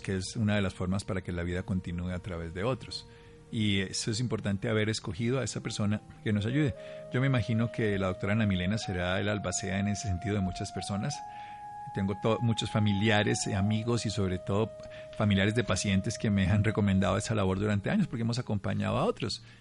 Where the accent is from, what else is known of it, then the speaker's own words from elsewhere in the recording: Armero, Tolima, Colombia; mi pueblo, Armero Tolima